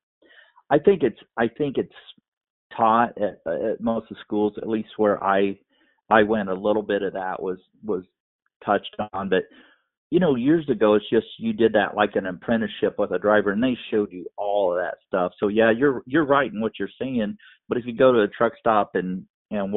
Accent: Macomb, Illinois, United States; now in Good Hope, United States; I live in Good Hope, but I grew up in Macomb

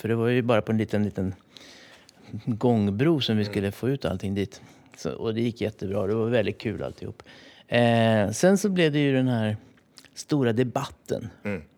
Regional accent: Sälen, Dalarna County, Sweden; Jag, jag är ju uppväxt i i Sälen i Dalarna.

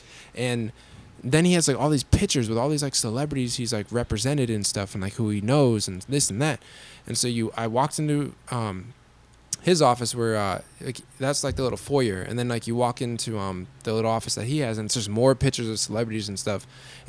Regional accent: Peabody, Massachusetts, United States; now in Los Angeles, United States; well, I normally tell people Boston. But I'm from this small town that's right next to Salem, Massachusetts, where, you know, the Salem witch trials happened. Yeah. And I was like, yeah, I'm from a small town called Peabody.

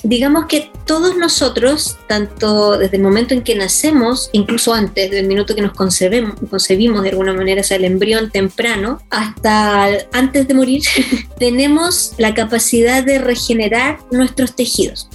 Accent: Santiago, Santiago Metropolitan Region, Chile; also born or lived in Valdivia, Chile; yo nací en Valdivia, soy valdiviana y yo creo que a pesar de que allá mm, no tuve como colegio ni educación, yo siento que eso me marca a mí como persona en el sentido que yo me siento siempre muy sureña porque estuve en el colegio San Agustín por 12 años, entré, entré a kinder solamente a un colegio, o sea, perdón, a un jardín infantil, que en este momento no me acuerdo cómo se llamaba, en Ñuñoa

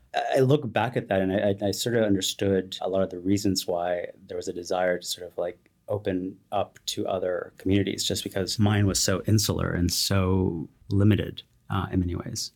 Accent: Watsonville, California, United States; I grew up in a very, very tiny town called Watsonville in California, the Bay Area, South Bay

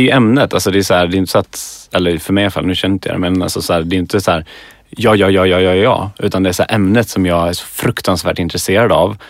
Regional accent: Skövde, Västra Götaland, Sweden; moved away as an adult; now in Stockholm, Sweden; jag är från Skövde

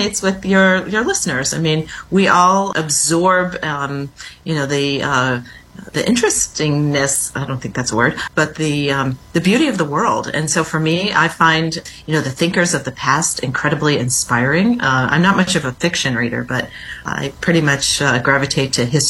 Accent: industrial Midwest, United States; moved away as an adult; now in Washington, D.C., United States; I grew up in the industrial Midwest, which isn't so industrial these days.

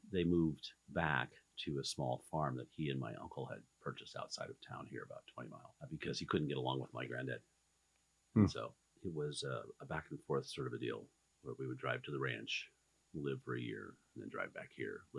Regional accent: a ranch down near Nevada, Oregon, United States; also born or lived in Burns, Oregon; So the ranch we were raised on down near Nevada was a desert operation. A couple thousand head of cows and about 500,000 acres on which they ran.

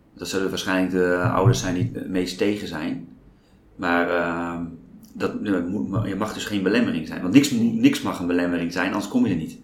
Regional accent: Apeldoorn, Gelderland, Netherlands; also born or lived in Groningen; now in Amsterdam, Netherlands; Ik ben geboren in Apeldoorn

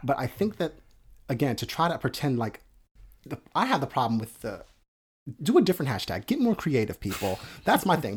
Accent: outside of Atlantic City, New Jersey, United States; I grew up outside of Atlantic City

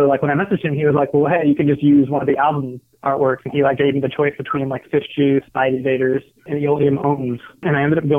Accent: Columbia, South Carolina, United States; I'm from Columbia, South Carolina

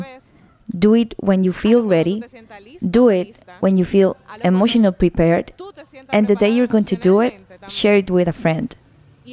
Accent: Santo Domingo, Distrito Nacional, Dominican Republic; As a Dominican woman born and raised in Santo Domingo

